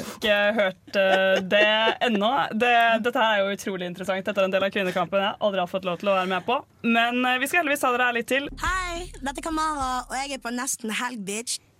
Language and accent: Norwegian; Oslo, Norway; now in Trondheim, Norway; Jeg er jo egentlig fra Oslo